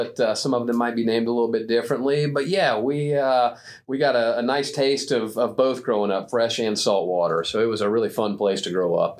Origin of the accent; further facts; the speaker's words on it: Florida, United States; I grew up as a bass fisherman, a shallow water bass fisherman in Florida